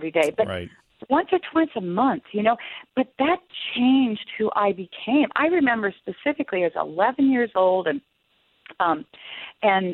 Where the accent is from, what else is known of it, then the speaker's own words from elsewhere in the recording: outside of Boston, Massachusetts, United States; I grew up outside of Boston